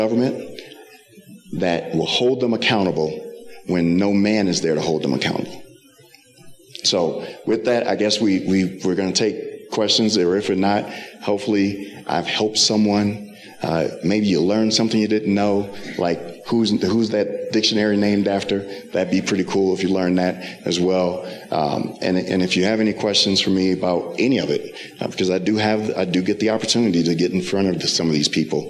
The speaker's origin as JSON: {"language": "English", "region": "Wisconsin", "country": "United States", "moved": "yes", "lives_now": "Colorado, United States", "said": "I'm from Wisconsin"}